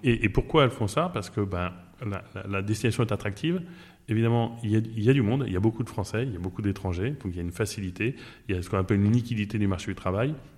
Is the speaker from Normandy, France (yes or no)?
yes; Normandy, France; now in Barcelona, Spain; je suis normand